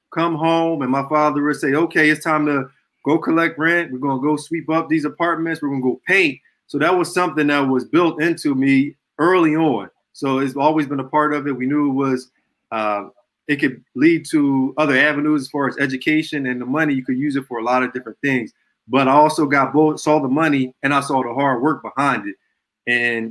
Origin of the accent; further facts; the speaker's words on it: Philadelphia, Pennsylvania, United States; I was born and raised in Southwest Philadelphia